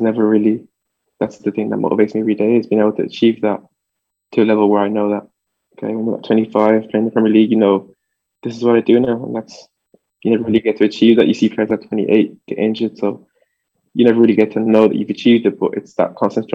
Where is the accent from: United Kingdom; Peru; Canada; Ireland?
Ireland; Dublin, Leinster; born or raised there; English is a second language; also born or lived in France